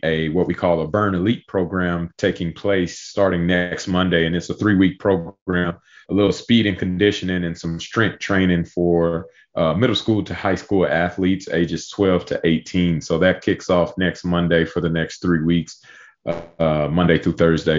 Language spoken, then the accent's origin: English; Pearland, Texas, United States; moved away as an adult; now in Austin, United States; my hometown at, at Pearland High School